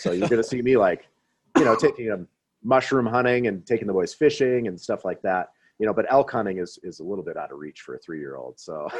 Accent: Midwest, United States; So just with my experiences growing up in the Midwest

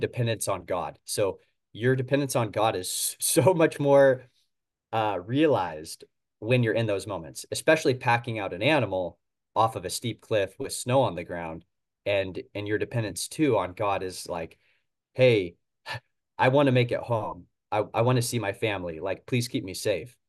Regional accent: Oregon, United States; Portland is, uh, two hours north of where I'm from

